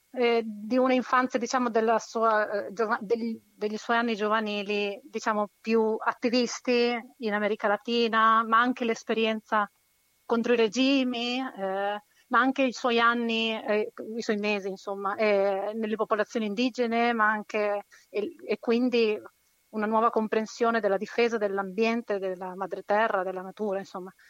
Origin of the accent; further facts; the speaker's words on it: Chile; essendo cilena